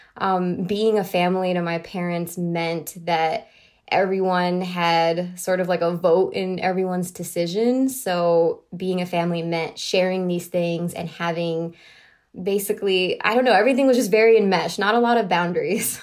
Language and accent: English; Miami, Florida, United States; I grew up in Miami, Florida